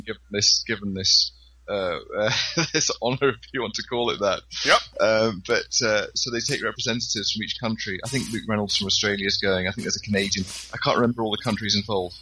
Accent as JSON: {"language": "English", "region": "Scotland", "country": "United Kingdom", "tie": "born or raised there", "said": "I'm quite involved with the Highland Games locally here"}